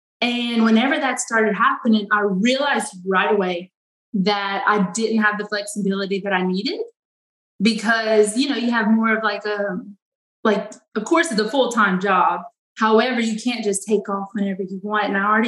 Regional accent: Eunice, Louisiana, United States; I am from Eunice, Louisiana.

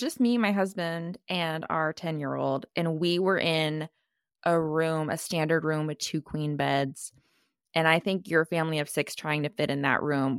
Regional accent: Texas, United States; So as a native Texan, I love using my points to explore my home state.

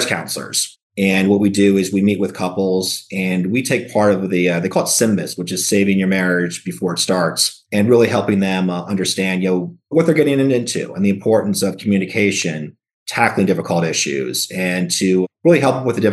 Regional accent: New York, United States; moved away; my hometown, New York

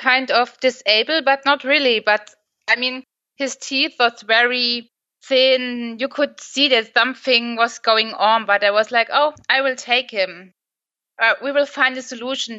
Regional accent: Germany; I'm from Germany

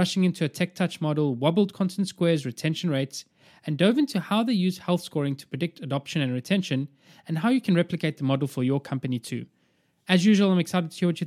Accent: South Africa; I grew up in South Africa, played rugby as well, like all through high school

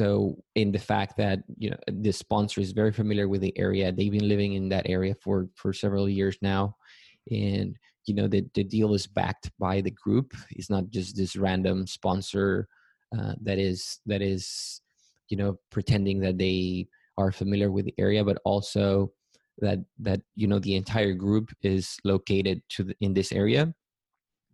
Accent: Matamoros, Tamaulipas, Mexico; moved away as an adult; also born or lived in Mérida, Yucatán, Mexico / Texas; now in San Antonio, United States; I grew up in Matamoros, Tamaulipas, which is also in Mexico. I lived there until I graduated from high school

